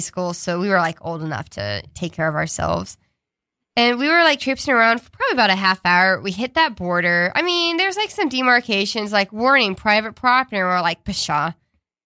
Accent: Texas, United States; now in New York City, United States; I'm from Texas, which is like home of Castle Law

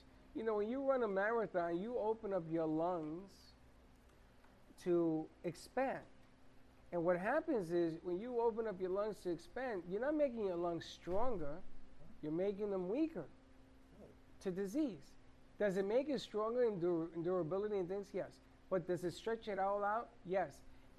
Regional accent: New York City, New York, United States; born or raised there

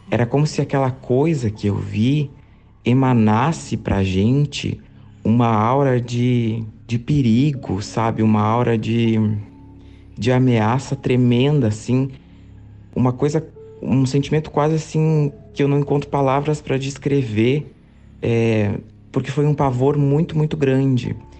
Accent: interior of Rio Grande do Sul, Brazil; morava na época numa cidade pequena do interior do Rio Grande do Sul, é, é minha cidade natal

